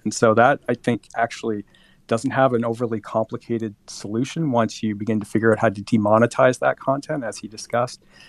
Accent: Colombia; moved away; I was born in Colombia.

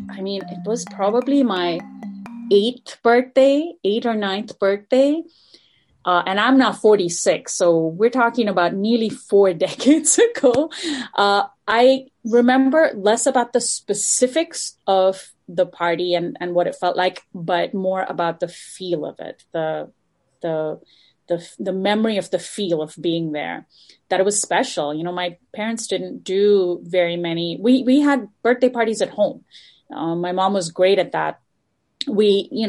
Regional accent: Dubai, United Arab Emirates; You know, when you're a kid, um, especially growing up in Dubai in the 80s, there weren't that many.

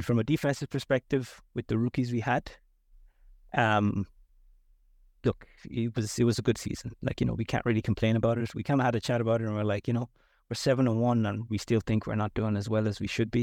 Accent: United States; now in Ireland; I'm American

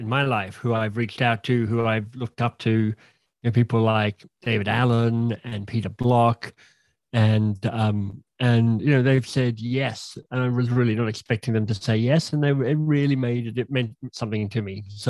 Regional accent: Canberra, Australian Capital Territory, Australia; moved away as an adult; also born or lived in England / Oxford / Boston; now in Toronto, Canada; did undergraduate studies in Canberra, my hometown

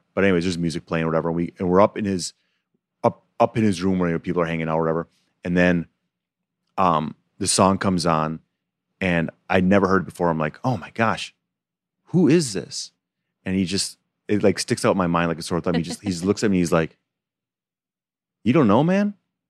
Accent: Holland, Michigan, United States; moved away; she used to come to my town once a year at a thing called Holland Festival. It's a festival we have in our small town.

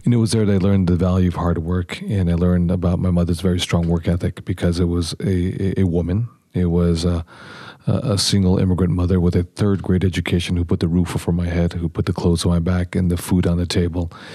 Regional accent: San Diego, California, United States; also born or lived in Los Angeles; I grew up in San Diego

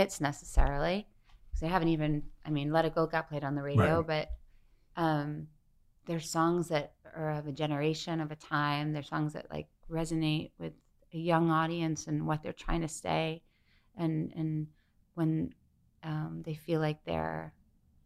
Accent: Syosset, New York, United States; born or raised there; moved away

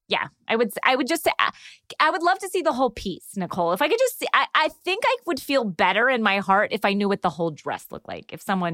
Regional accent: the South, United States; I'm from the South.

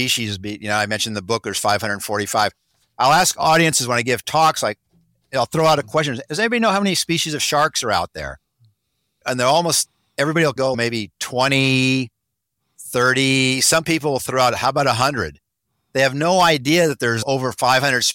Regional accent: Monterey, California, United States; I grew up here in the Monterey area.

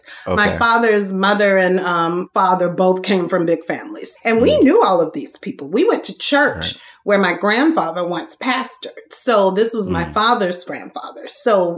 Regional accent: Thibodaux, Louisiana, United States; moved away; I am from Thibodaux, Louisiana

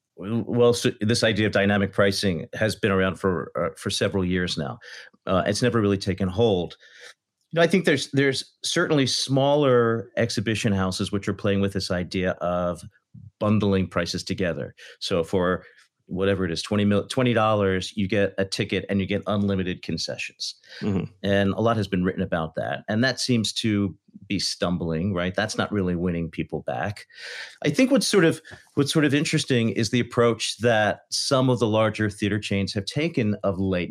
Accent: Philadelphia, Pennsylvania, United States; I'm from Philadelphia

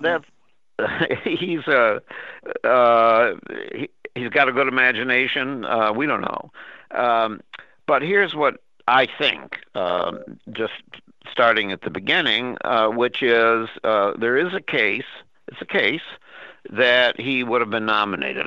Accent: Minnesota, United States; a friend of mine that I grew up with in Minnesota

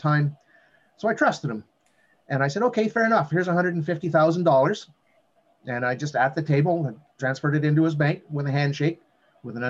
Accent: Northern Ontario, Canada; I've come from a background of a small town boy growing up in Northern Ontario

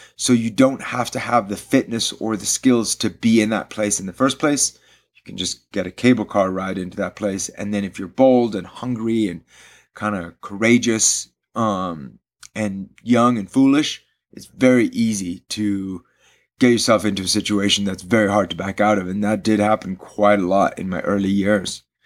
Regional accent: Switzerland; also born or lived in London / India; I grew up in Switzerland

